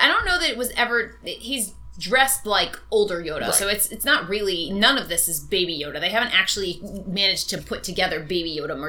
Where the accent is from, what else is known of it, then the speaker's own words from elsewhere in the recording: Orange, Connecticut, United States; It is my hometown.